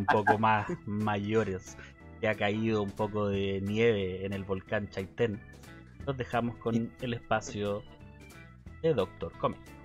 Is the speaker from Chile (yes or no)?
yes; Chile; yo podría ser un chileno chiquito, gordito